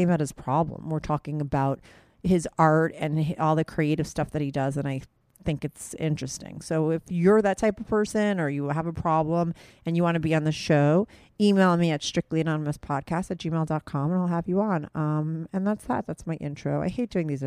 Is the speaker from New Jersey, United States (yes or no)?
yes; New Jersey, United States; Sebastian's a guy I grew up with in Jersey. That's where we grew up.